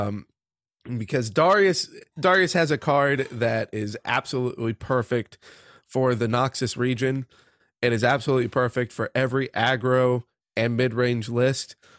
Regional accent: United States; growing up in the United States of America

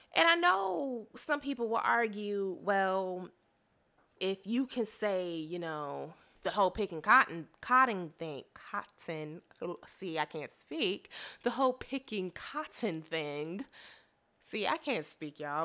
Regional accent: Chicago, Illinois, United States; first language English; I am a African-American woman from the Chicagoland area of good old Illinois

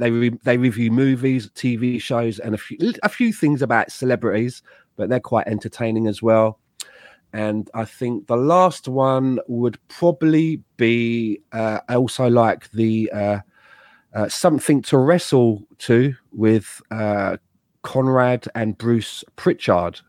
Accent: London, United Kingdom; also born or lived in Madeira; now in Canada; a kid who's from Peckham.

